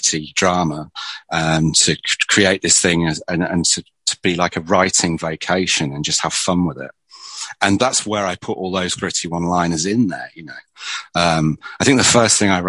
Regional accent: England, United Kingdom; now in near Birmingham, United Kingdom; it's just the Englishness in me

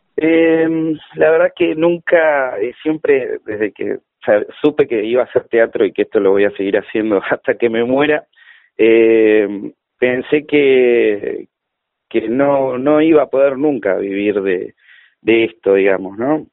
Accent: Florencio Varela, Buenos Aires Province, Argentina; also born or lived in La Plata; soy de Varela, siempre viví acá

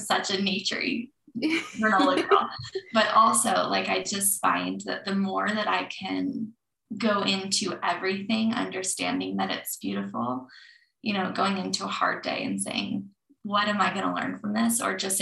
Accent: Colorado, United States; Growing up in Colorado

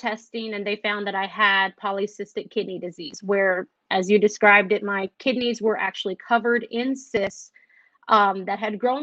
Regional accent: Waco, Texas, United States; I am from Waco, Texas.

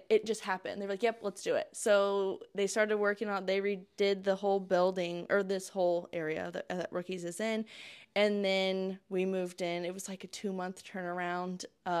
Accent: Fairmount, Indiana, United States; And I am from Fairmount, so don't hate on me for that. So I graduated from Madison Grant, and then I went to Ball State

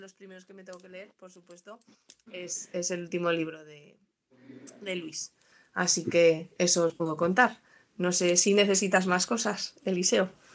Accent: Aragon, Spain; Yo estoy muy orgullosa como aragonesa de tener a alguien así en mi tierra

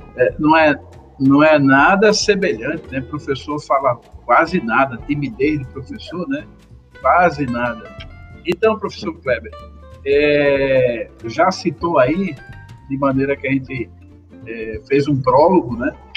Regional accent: Brazil; Como bom brasileiro

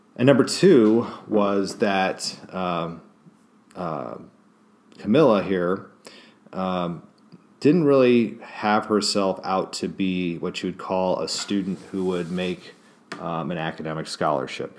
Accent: Kansas City, Missouri, United States; moved away; I actually lived in Kansas City as a child, Kansas City, Missouri side

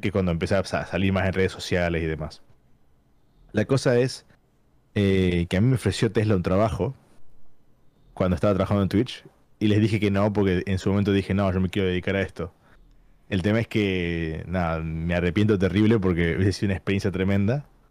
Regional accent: San Miguel de Tucumán, Tucumán, Argentina; moved away as an adult; now in London, United Kingdom; vivo en Londres, pero soy de Argentina, de Tucumán

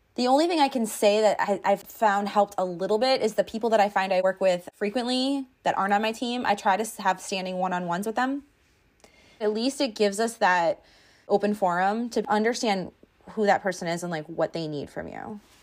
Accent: East Coast, United States; I'm from the East Coast

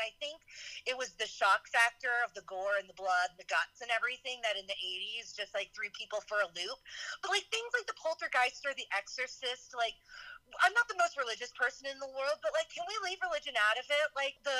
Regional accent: New Orleans, Louisiana, United States; I grew up right outside of New Orleans, just as she did. Though New Orleans is an extremely diverse town, we lived in strictly white suburbs. Like, Black people did not live in the city that I grew up in.

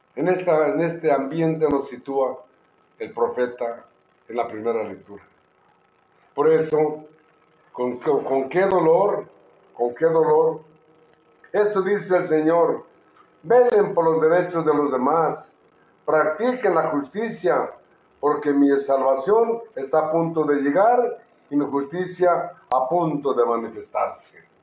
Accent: Oaxaca, Mexico; Somos oaxaqueños.

